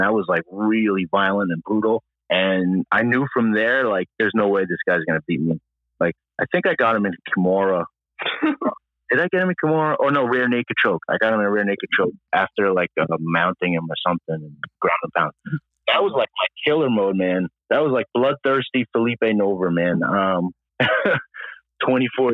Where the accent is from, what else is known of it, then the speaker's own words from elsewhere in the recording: New York City, New York, United States; New York City.